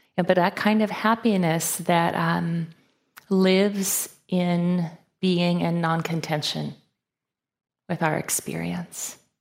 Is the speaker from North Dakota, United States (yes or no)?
yes; Fargo, North Dakota, United States; I was born and raised in Fargo, North Dakota